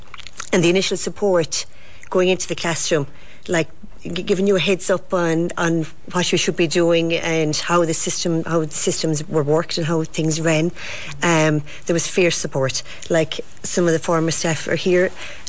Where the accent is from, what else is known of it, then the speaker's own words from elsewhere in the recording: Ballylongford, County Kerry, Ireland; So I'm from Ballylongford. I started in 93.